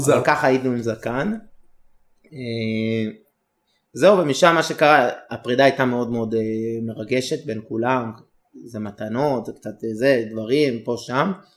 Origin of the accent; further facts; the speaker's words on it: Israel; אנחנו שלושה ישראלים